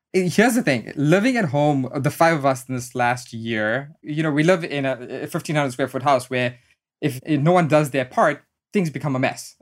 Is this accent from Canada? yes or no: no; South Africa; moved away as an adult; now in United States; education was a big driving force growing up in South Africa.